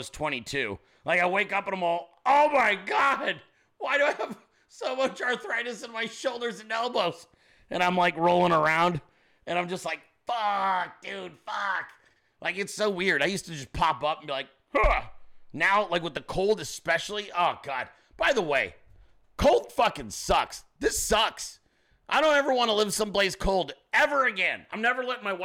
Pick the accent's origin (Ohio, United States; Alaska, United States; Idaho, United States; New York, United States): Alaska, United States; moved away; I was born in Alaska, okay? My family's all from there.